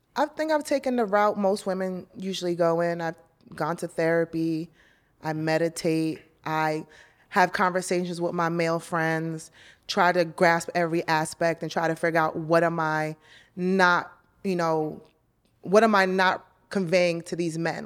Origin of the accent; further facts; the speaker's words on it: New York, United States; now in Los Angeles, United States; I'm a New Yorker